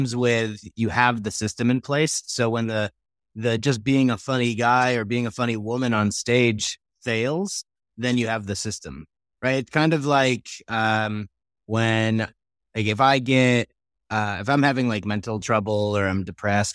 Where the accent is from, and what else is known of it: New York, United States; born or raised there; now in Colorado, United States